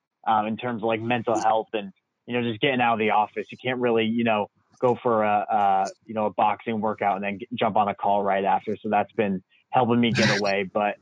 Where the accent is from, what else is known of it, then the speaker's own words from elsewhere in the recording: Connecticut, United States; moved away as an adult; now in Boston, United States; Connecticut. So originally from Connecticut. So New England, born and raised and lived here. I've kind of done a tour around like all the different areas of New England, the Northeast of the United States, originally from Connecticut, but I never really have been to Boston.